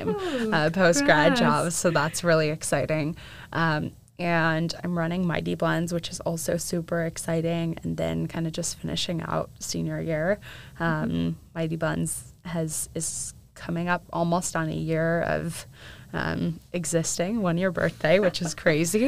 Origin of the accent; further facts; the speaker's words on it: St. Charles, Illinois, United States; moved away as an adult; now in Nashville, United States; I grew up outside of Chicago in a suburb called St. Charles